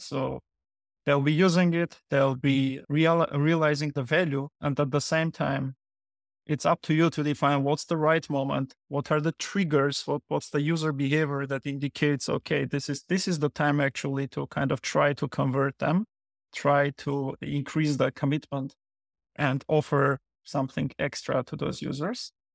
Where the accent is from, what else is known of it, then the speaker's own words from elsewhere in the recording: Yerevan, Armenia; moved away as an adult; now in New Jersey, United States; I was born and grown up in Armenia, in Yerevan